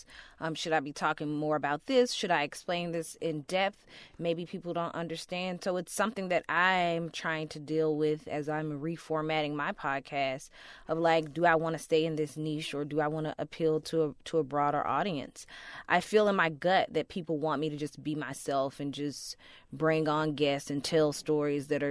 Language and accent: English; the South, United States; accent: Southern; I'm a Southerner. I have this very Southern voice